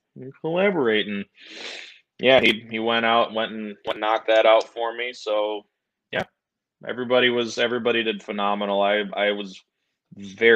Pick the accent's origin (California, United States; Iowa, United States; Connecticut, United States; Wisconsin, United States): Wisconsin, United States; moved away; I'm from Wisconsin originally